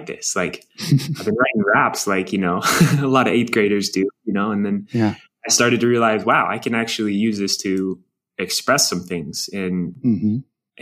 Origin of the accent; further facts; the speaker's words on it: Durango, Colorado, United States; growing up in Durango, you can look 360 degrees around you and see where a bike can take you